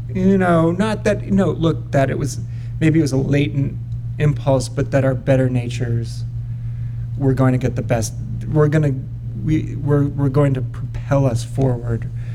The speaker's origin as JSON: {"language": "English", "town": "Newton", "region": "Massachusetts", "country": "United States", "tie": "born or raised there", "moved": "yes", "lives_now": "Los Angeles, United States", "said": "in our comfortable suburban setting um, outside of Boston."}